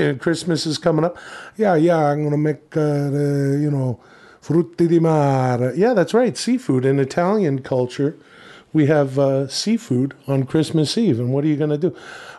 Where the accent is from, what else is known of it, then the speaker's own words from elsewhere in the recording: Ladner, British Columbia, Canada; Of course, I am from Ladner. It's a suburb outside of Vancouver.